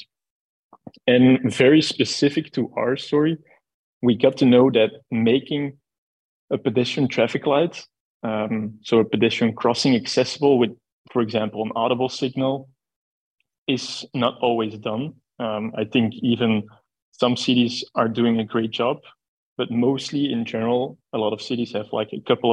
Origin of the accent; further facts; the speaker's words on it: Belgium; we are from Belgium